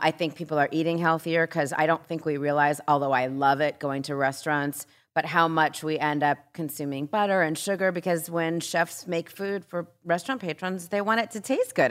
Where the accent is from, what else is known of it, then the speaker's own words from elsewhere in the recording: Southern California, United States; I've lived a lot of places, but I grew up in Southern California